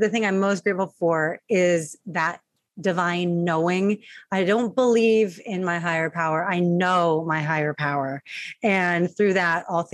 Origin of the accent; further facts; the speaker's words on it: Long Beach, California, United States; I'm from Long Beach, California